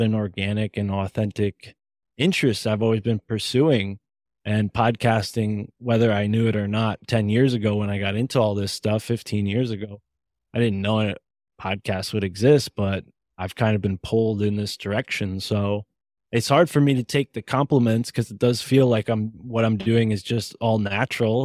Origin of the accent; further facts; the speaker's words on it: Connecticut, United States; I'm from Connecticut